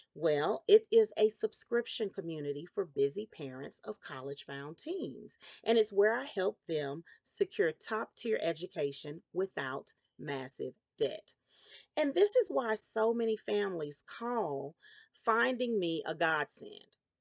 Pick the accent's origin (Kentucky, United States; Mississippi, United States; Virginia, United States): Mississippi, United States; Meridian; I was born in Meridian, Mississippi. In my primary home, I lived with my grandmother and my mother in the federal housing projects